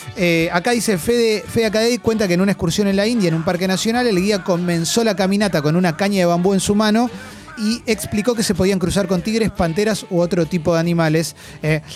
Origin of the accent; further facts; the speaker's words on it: Buenos Aires, Argentina; somos porteños